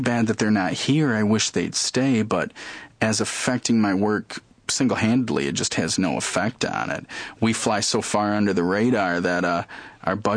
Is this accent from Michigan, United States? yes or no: yes; Lansing, Michigan, United States; wanting to get out of my hometown, leave the area